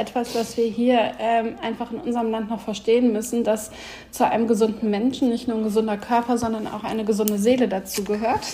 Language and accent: German; Sauerland, North Rhine-Westphalia, Germany; also born or lived in Hamm; ich bin halt nicht in Hamm groß geworden, sondern bei meiner Mama im, im Sauerland